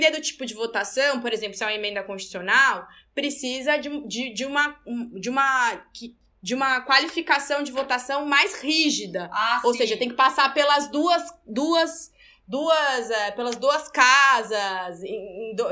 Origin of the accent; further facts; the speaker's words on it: São Paulo, Brazil; also born or lived in Salvador; cresci em São Paulo, estou aqui na minha terra mãe de volta, a trabalho, mas muito feliz.